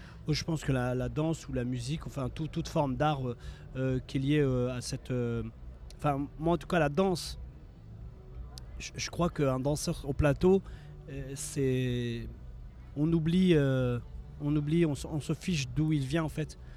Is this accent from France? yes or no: yes; France; also born or lived in Morocco (origins); la danse hip-hop qu'on a, euh, nous, euh, rencontrées, vécues, avec laquelle on a grandi en France